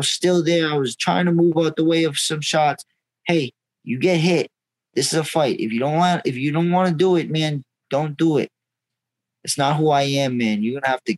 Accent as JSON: {"language": "English", "region": "Massachusetts", "country": "United States", "said": "We're from Massachusetts"}